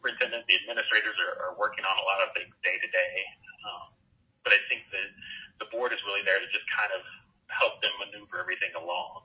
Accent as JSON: {"language": "English", "town": "Hazelwood", "region": "Missouri", "country": "United States", "tie": "born or raised there", "also_born_or_lived": "Kirksville, Missouri / Bowling Green, Ohio", "said": "I grew up in Hazelwood in North County, St. Louis"}